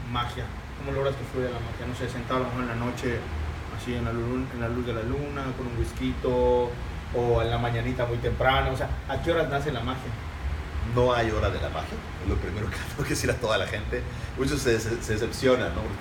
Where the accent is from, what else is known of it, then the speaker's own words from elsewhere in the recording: Mexico; Y como mexicano soy el primero a hacerlo, creo.